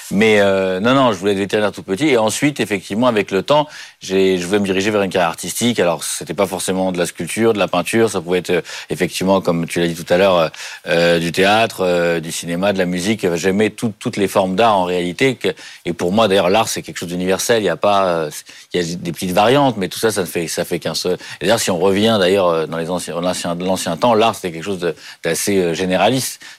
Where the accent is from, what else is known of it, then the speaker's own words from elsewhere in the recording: Paris, Île-de-France, France; je suis né à Paris, j'ai jamais bougé de Paris